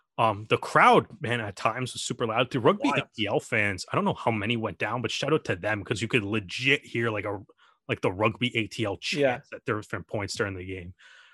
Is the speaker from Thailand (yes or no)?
no; Canada; As a Canadian fan, like it was cool to see the Canadian players show up for this game